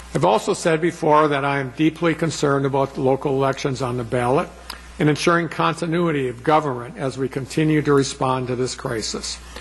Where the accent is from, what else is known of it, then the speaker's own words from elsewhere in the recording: Plymouth, Wisconsin, United States; where I grew up in Plymouth